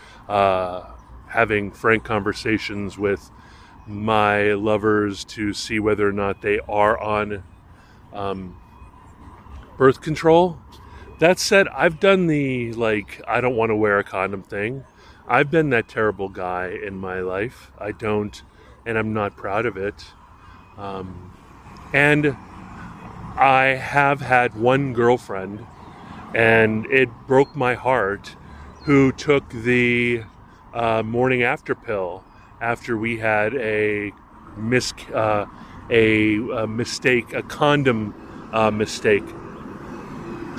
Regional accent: Hawaii, United States; as a young man growing up in Hawaii

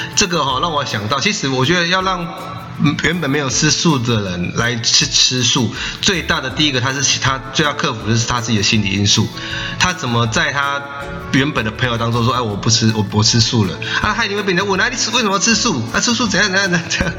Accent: Taiwan; 我们是台湾过来的素食者

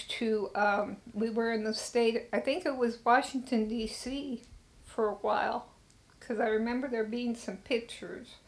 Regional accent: Frankfurt, Hesse, Germany; born there; I was born on Frankfurt on Main um, Hospital on the Army base. And even though I was born in Germany, since I was born on the Army base, I was an American citizen.

